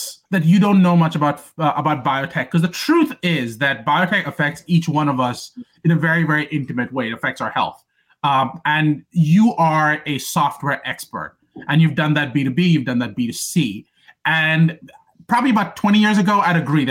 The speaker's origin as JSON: {"language": "English", "country": "India", "tie": "born or raised there", "moved": "yes", "said": "I grew up in India for the most part, for the first half of my life"}